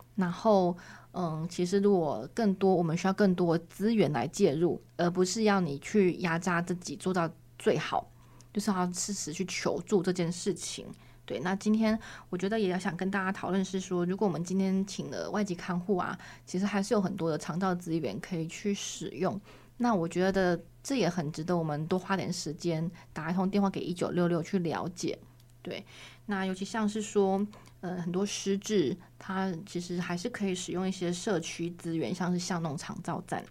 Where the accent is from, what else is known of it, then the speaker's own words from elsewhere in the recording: Taiwan; 我们台湾人